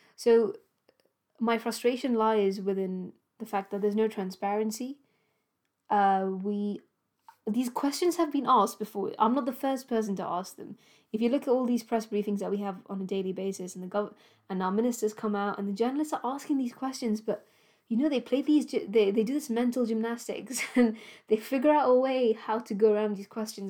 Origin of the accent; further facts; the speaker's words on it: Gibraltar; now in United Kingdom; my home country, Gibraltar